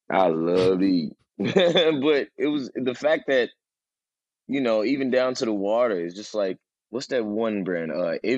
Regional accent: East Coast, United States; I'm from the East Coast.

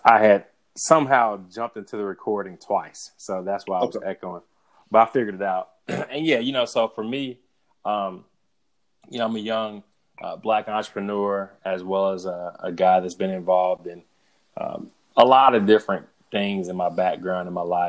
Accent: Southern United States, United States; is just from living in Atlanta, growing up in the South, I just really want to make sure that we approach these things from a way to build bridges

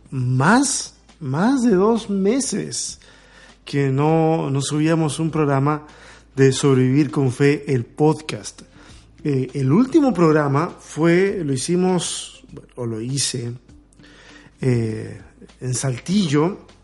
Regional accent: Chile; moved away as an adult; now in Mexico

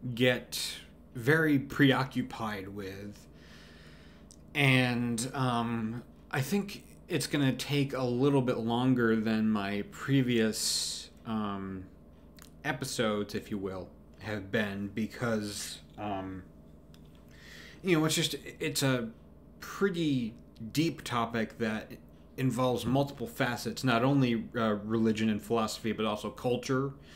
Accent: United States; I'm an American. I, I live in America.

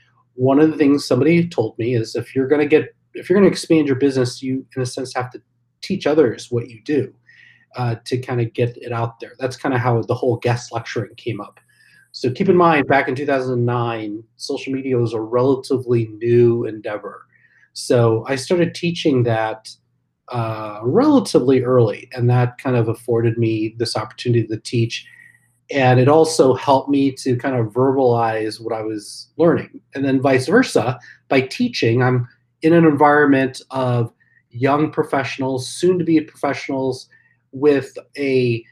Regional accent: Champaign, Illinois, United States; I'm also a townie, if you can believe that. So I grew up in Champaign.

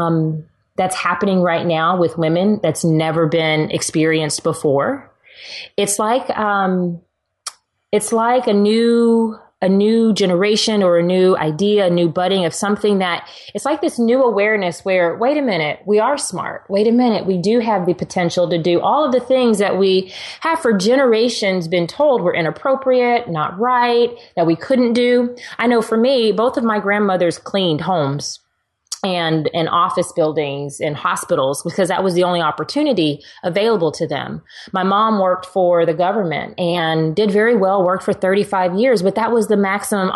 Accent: Texas, United States; I'm a girl who drives a truck because I'm from Texas

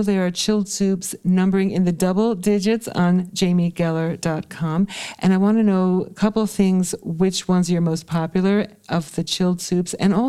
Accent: Ohio, United States; my home state of Ohio

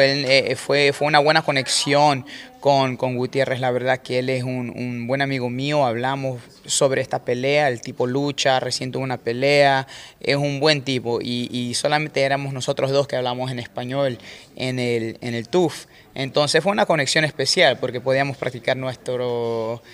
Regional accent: Manta, Manabí, Ecuador; moved away; Yo soy de Manta, Manta Manaví es como un par de horas de Chones

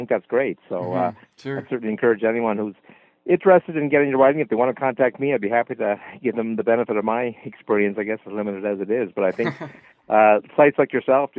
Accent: Nova Scotia, Canada; from Cape Breton

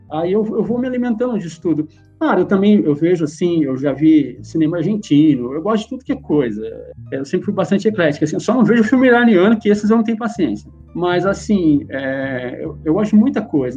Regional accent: Wenceslau Braz, Paraná, Brazil; moved away as an adult; now in São Paulo, Brazil; minha vilinha lá em Venceslau Braz, lá que é onde eu nasci. E lá a gente, a galera crescia soltando pipa e tal

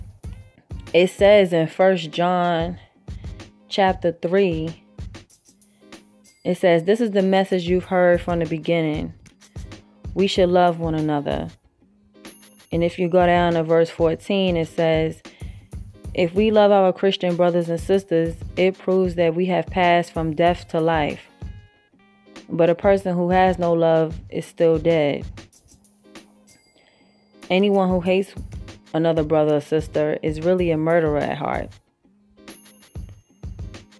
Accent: New York, United States; moved away as an adult; also born or lived in Virginia / Brooklyn; now in South Carolina, United States; I'm from New York, but, you know, I've lived in Virginia, and right now I'm in South Carolina. Even though my accent still ain't leave me

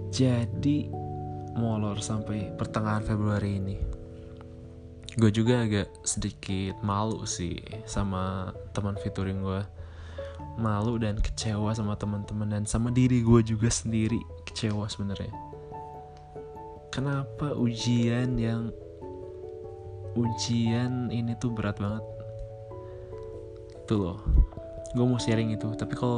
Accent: Bandung, West Java, Indonesia; born there; dan tanggal lahir gue Bandung 29 Desember 1995.

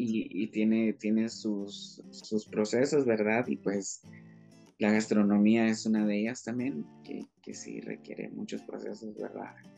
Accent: Guatemala; nuestra Guatemala

